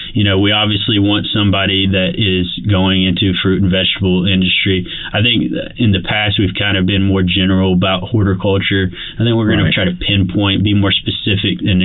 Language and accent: English; Alabama, United States; I'm from Alabama. I love this state